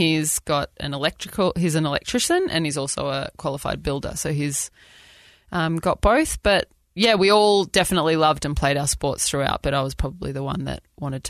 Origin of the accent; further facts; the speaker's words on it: Australia; accent: Australian; moved away as an adult; now in United States; I am Australian.